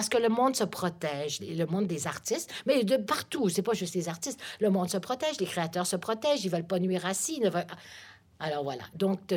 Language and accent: French; Paris, Île-de-France, France; born there; Oui, je suis né à Paris.